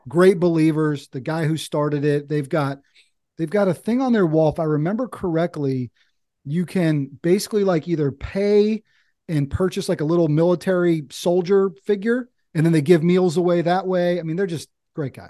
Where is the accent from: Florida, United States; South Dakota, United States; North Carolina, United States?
North Carolina, United States; Eastern; I'm over here in Eastern North Carolina. I grew up in Eastern North Carolina.